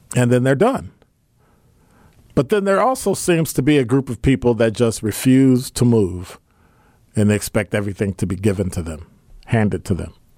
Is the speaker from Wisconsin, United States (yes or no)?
yes; Milwaukee, Wisconsin, United States; growing up on the South Side